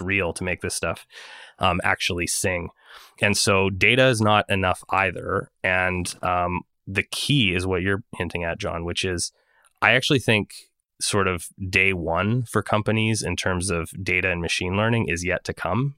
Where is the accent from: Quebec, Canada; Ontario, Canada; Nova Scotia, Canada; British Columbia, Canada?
Quebec, Canada; Montreal; my hometown of montreal